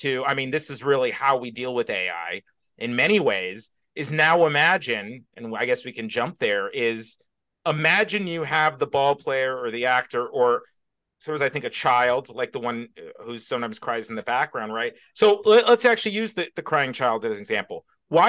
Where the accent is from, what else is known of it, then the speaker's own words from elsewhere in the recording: Houston, Texas, United States; I grew up in Houston